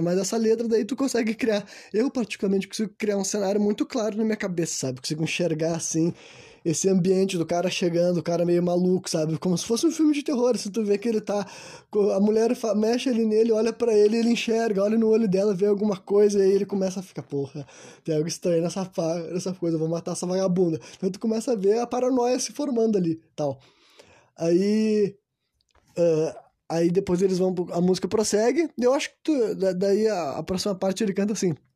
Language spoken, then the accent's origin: Portuguese; Brazil; eu sou brasileiro